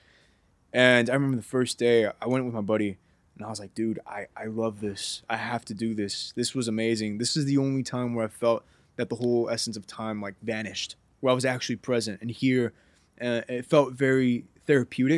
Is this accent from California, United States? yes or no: yes; California, United States; also born or lived in Anaheim, California / Norwalk, California / Downey, California / Corona, California; born and raised Cali. I moved to Norwalk, Downey, some other spots around there, and then ended up in Corona, California.